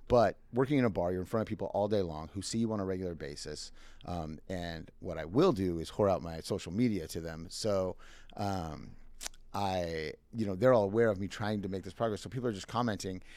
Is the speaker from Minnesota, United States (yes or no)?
yes; Minnesota, United States; moved away; I am originally from Minnesota